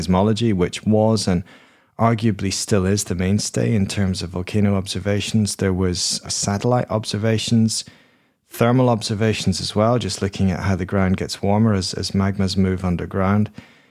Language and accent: English; Edinburgh, Scotland, United Kingdom; I grew up in Edinburgh in Scotland, and Edinburgh is a city which is built on seven hills, and they're all volcanoes.